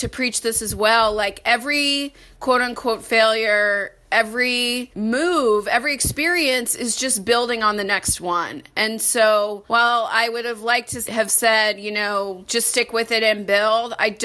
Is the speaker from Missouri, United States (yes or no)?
yes; St. Louis, Missouri, United States; also born or lived in Washington, D.C.; now in Chicago, United States; I'm from St. Louis originally, so I'm a Midwesterner at heart